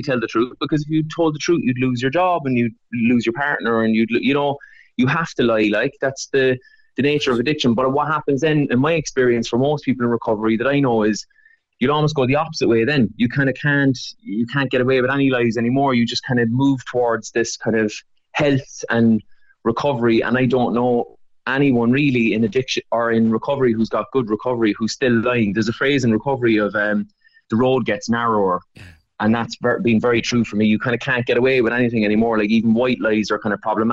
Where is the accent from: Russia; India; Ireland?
Ireland; Cork, Munster; that's the kind of world I grew up in Cork